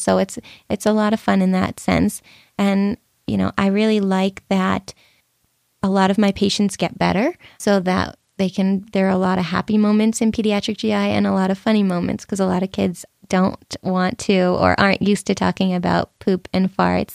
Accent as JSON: {"language": "English", "town": "Boston", "region": "Massachusetts", "country": "United States", "tie": "born or raised there", "said": "So I grew up in Boston, my family is there"}